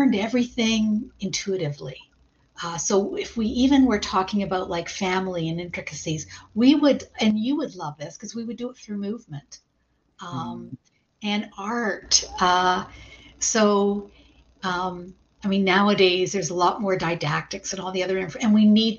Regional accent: Toronto, Ontario, Canada; moved away as an adult; now in Rochester, United States; my home is Toronto, or just in that vicinity in Canada

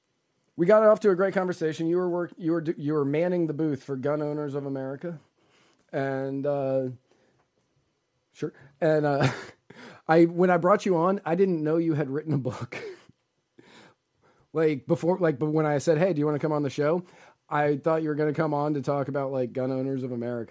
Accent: Northern Virginia, United States; I grew up in Northern Virginia

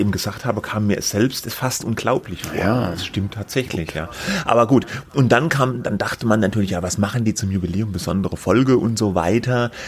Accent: Germany; ich komme ja auch aus der Gegend

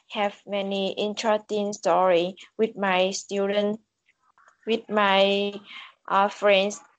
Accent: Vietnam; English is a second language; I'm come from Vietnam. I am a student in high school. Mm, I live in a small country in Vietnam

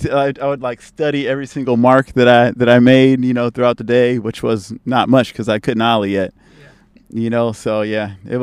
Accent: San Francisco, California, United States; also born or lived in Oakland, California; I was raised in Oakland until I was 9. Then we moved to the city

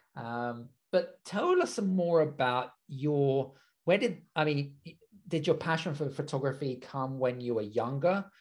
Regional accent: United Kingdom; being British myself

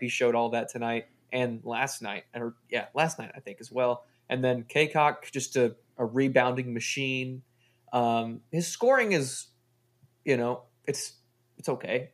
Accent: Texas, United States; We are from Texas

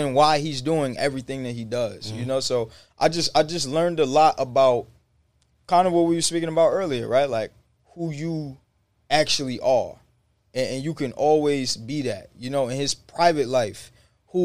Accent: New York City, New York, United States; I'm from the hood. I'm from the Bronx. 161 Woody Crest

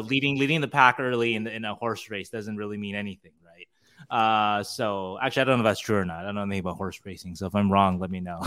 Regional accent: Temple City, California, United States; also born or lived in Arcadia, California; I'm from Temple City, which is the city right next to, I went to Arcadia High School

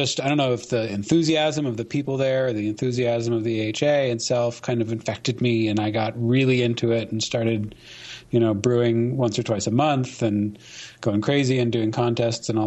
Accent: Vermont, United States; moved away as an adult; also born or lived in Maine / Bay Area, California; I was born in Maine, but I grew up in Vermont.

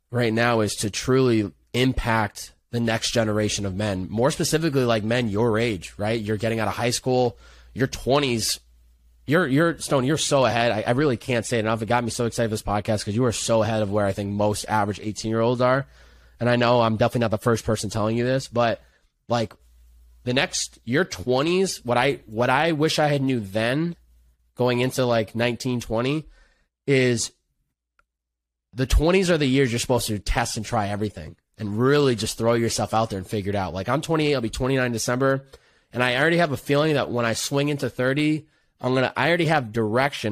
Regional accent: Chicopee, Massachusetts, United States; I grew up in Western Massachusetts. Chicopee, Massachusetts

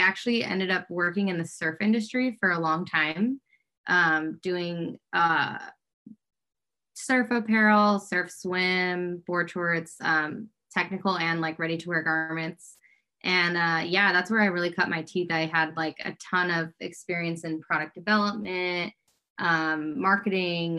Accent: Fox Lake, Illinois, United States; moved away as an adult; now in Los Angeles, United States; I'm from Fox Lake, Illinois, a little northern suburb of Chicago. I moved out to LA now like 14 years ago

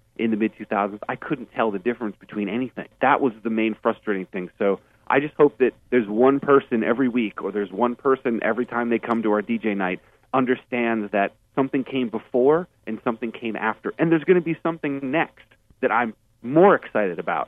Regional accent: Burlington, Vermont, United States; I grew up in Vermont, and so Bernie Sanders was the mayor when I was growing up

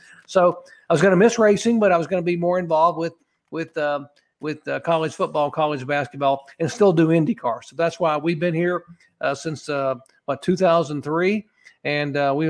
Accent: the South, United States; growing up in the South as a stock car boy

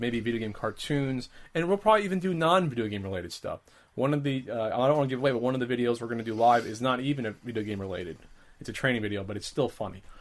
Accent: New Jersey, United States; now in California, United States; I'm used to growing up in Jersey, where everyone's Catholic

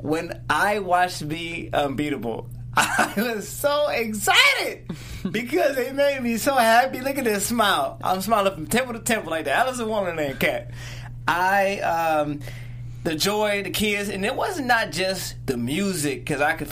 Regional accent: Detroit, Michigan, United States; I am from Detroit, Michigan

